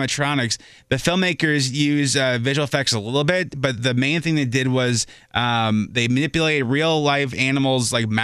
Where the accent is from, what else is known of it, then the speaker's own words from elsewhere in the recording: Minnesota, United States; moved away; I'm from Minnesota originally.